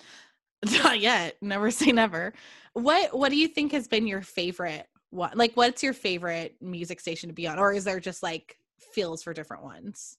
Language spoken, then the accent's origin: English; California, United States; moved away; also born or lived in Oregon; I am some girl from California